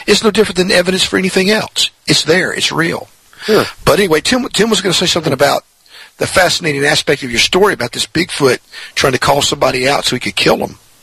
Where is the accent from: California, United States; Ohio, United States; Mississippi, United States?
Mississippi, United States; I'm in Mississippi